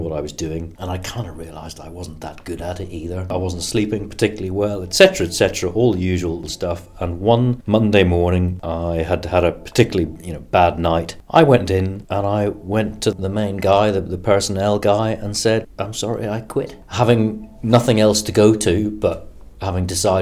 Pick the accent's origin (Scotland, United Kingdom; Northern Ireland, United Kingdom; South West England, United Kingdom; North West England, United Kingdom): Northern Ireland, United Kingdom; Belfast; moved away as an adult; also born or lived in London; I was at school in East Belfast, and like a lot of people born and brought up in Northern Ireland